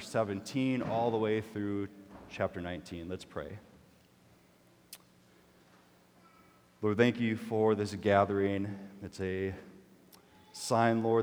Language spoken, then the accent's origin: English; Minnesota, United States; I'm Minnesotan